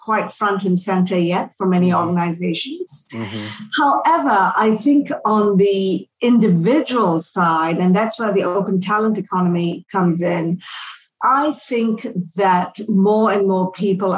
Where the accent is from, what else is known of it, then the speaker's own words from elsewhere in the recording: Malaysia; moved away; I grew up in Southeast Asia. I'm from Malaysia originally